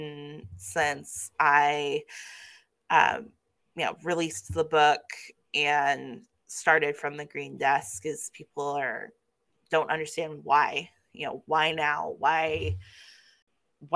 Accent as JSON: {"language": "English", "town": "Kansas City", "country": "United States", "tie": "born or raised there", "also_born_or_lived": "New Mexico", "moved": "yes", "said": "I was growing up in Kansas City"}